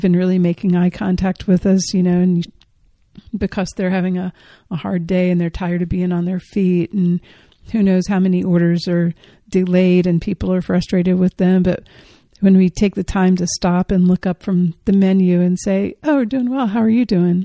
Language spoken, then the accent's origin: English; Georgia, United States; I'm from Georgia